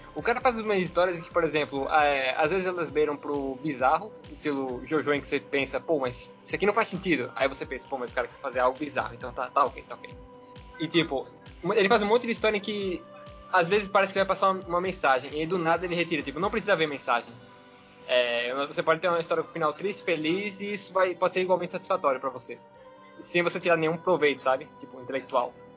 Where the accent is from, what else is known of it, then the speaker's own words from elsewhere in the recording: Pernambuco, Brazil; sou pernambucano, caso alguém estranhe o sotaque